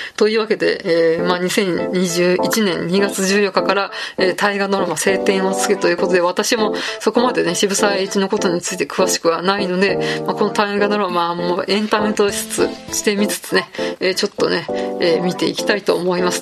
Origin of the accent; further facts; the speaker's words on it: Saitama, Japan; 埼玉の小学生って、まあ、ちょっとまあ私は平成の初期の小学生だったんで